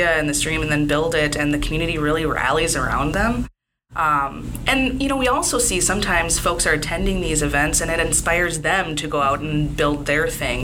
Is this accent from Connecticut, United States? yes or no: no; St. Paul, Minnesota, United States; moved away as an adult; I grew up in St. Paul, moved away for a number of years, and moved back.